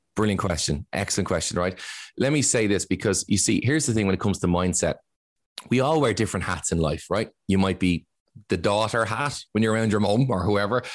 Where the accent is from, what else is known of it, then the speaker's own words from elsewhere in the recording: Ireland; as Irish